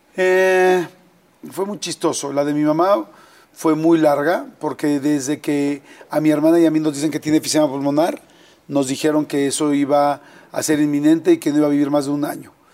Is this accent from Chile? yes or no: no; Mexico City, Mexico; born or raised there